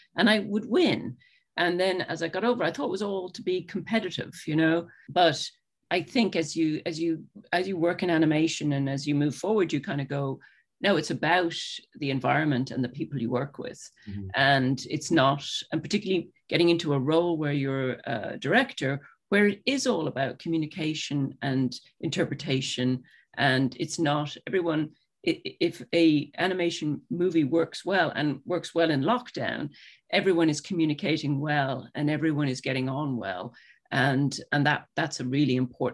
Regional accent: Ireland; I grew up in Ireland

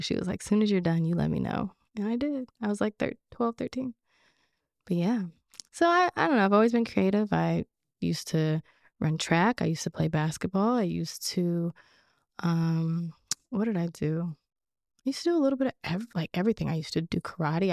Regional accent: Orange County, California, United States; also born or lived in Los Angeles, California; raised in Orange County. I was born at Cedar, born at Cedar Sinai Hospital, which is in L

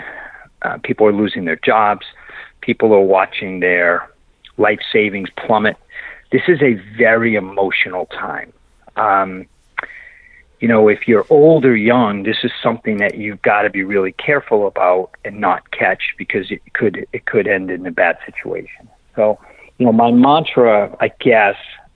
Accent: Massachusetts, United States; now in Texas, United States; I grew up in Massachusetts. I now live in Texas, so I talk funny

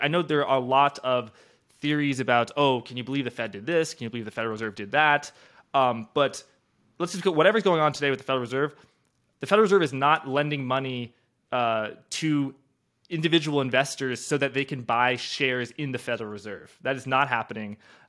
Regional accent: New York, United States; I go to Georgia and I buy something as a New Yorker

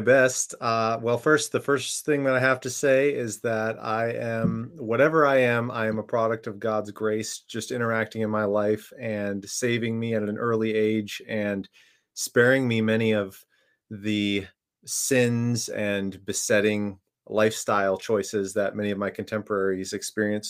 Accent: Minnesota, United States; I grew up in Minne, uh, Minnesota, so very familiar with the cold and the winter there

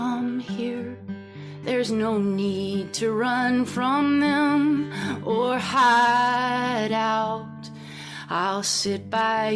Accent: Texas, United States; born or raised there

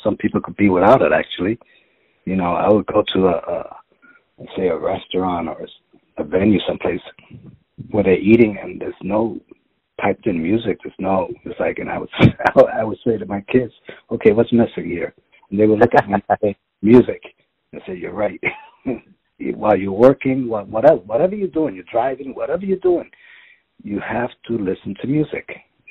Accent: New York City, New York, United States; I'm from the Bronx

